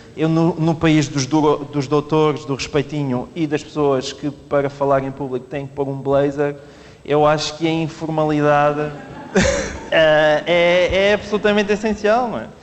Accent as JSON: {"language": "Portuguese", "region": "Alentejo", "country": "Portugal", "said": "sou do Alentejo"}